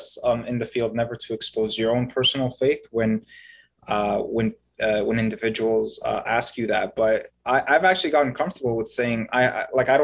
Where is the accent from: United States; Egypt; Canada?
Egypt; I was born in Egypt, and I am a Coptic Christian.